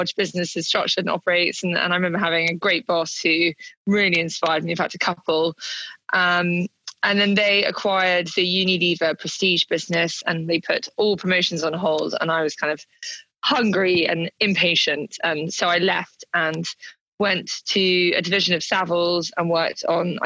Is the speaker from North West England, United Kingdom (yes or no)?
no; London, United Kingdom; I grew up in London.